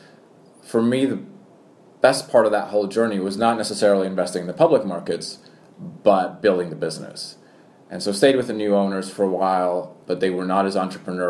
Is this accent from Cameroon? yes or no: no; Canada; accent: American; moved away as an adult; also born or lived in Poland / Tokyo, Japan / Singapore / London, United Kingdom; now in Hong Kong; born in Poland, then my American accent comes from watching too much American television, but I grew up in Canada and moved to Asia 16 years ago.